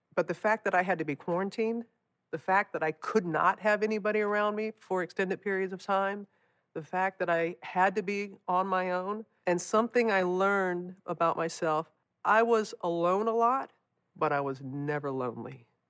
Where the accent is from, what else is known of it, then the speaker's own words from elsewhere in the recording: United States; moved away; the destruction of my hometown after, after Katrina